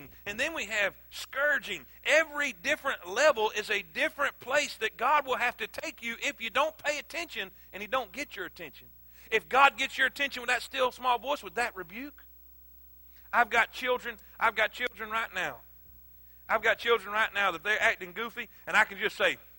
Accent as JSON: {"language": "English", "region": "South Florida", "country": "United States", "also_born_or_lived": "South Carolina", "moved": "as an adult", "said": "I'm from South Florida. Crab legs, coconuts, and palm trees"}